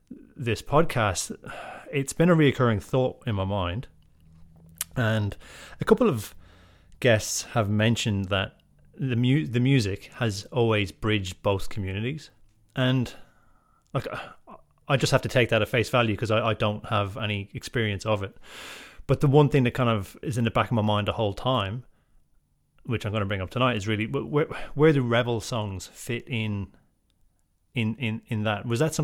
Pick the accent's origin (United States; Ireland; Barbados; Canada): Ireland; Leinster; So being a Southerner, and being then probably from the Pale region, I'm pretty ignorant to a lot of things that would have, or I'm pretty ignorant to the life in the North and what the Troubles kind of mean.